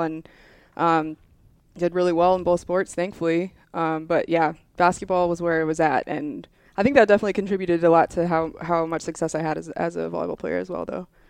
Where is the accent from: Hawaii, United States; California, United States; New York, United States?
Hawaii, United States; moved away as an adult; I'm originally from Hawaii